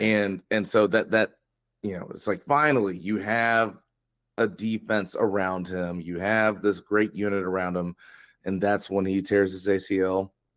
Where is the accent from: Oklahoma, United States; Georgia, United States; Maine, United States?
Georgia, United States; Atlanta; It's my hometown team